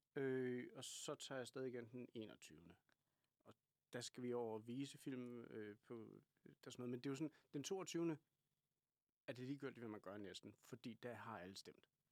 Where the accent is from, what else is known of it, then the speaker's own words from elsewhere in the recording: Kalundborg, Zealand, Denmark; accent: Kalundborg jysk; Jeg kommer fra Kalundborg